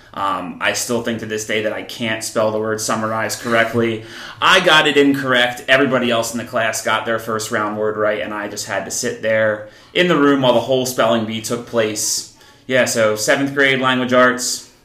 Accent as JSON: {"language": "English", "town": "Columbus", "region": "New Jersey", "country": "United States", "tie": "born or raised there", "moved": "yes", "lives_now": "Pennsylvania, United States", "said": "I grew up in New Jersey. Um, I grew up in a small town called Columbus"}